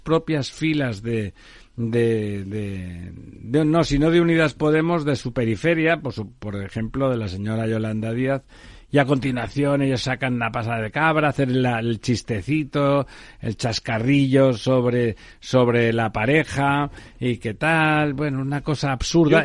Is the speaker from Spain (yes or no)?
yes; Barcelona, Catalonia, Spain; now in Madrid, Spain; yo soy de Barcelona, estoy en Madrid por, por muchos motivos, incluidos porque no me llevo bien con los tontos de mi pueblo